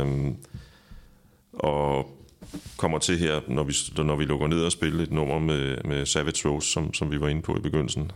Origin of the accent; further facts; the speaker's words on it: Præstø, Zealand, Denmark; Præstø, øh, okay. hvor jeg kommer fra